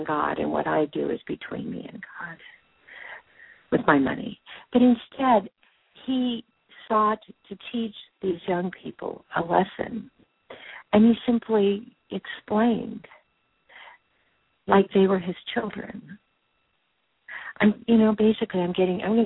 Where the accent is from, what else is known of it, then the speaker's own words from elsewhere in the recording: Whittier, California, United States; I grew up in Whittier, California, Los Angeles County